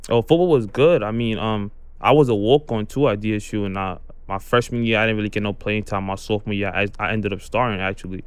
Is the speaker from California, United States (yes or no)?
no; New York City, New York, United States; I'm from Brooklyn, New York. I live in Canarsie